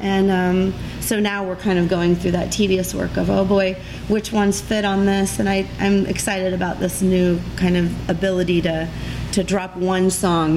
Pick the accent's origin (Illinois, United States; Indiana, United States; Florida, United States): Indiana, United States; Carroll County; I was born and raised in farm country, 50 miles north of uh, Indianapolis in Carroll County